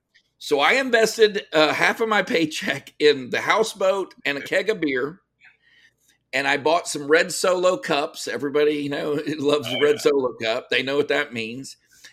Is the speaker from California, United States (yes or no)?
no; Cut and Shoot, Texas, United States; I grew up in Cut and Shoot, Texas. So okay. It's a very, very small town, about 800 people.